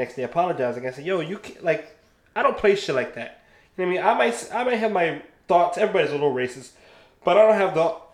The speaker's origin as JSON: {"language": "English", "region": "Ohio", "country": "United States", "moved": "yes", "lives_now": "Florida, United States", "said": "I'm from Ohio"}